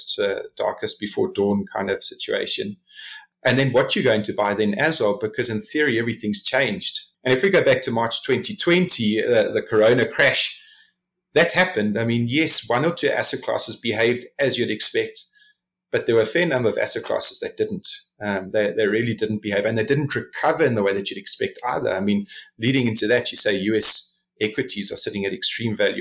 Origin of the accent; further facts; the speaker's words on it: South Africa; as a South African investor